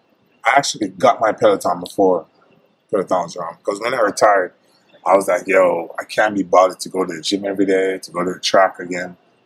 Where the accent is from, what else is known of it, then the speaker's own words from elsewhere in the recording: Jamaica; I went to Mexico for vacation in Cabo, and it was a guy. I was like, yo, I'm from Jamaica.